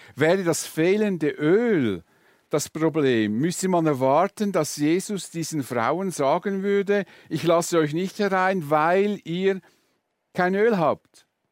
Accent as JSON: {"language": "German", "country": "Switzerland", "said": "bei uns in der Schweiz"}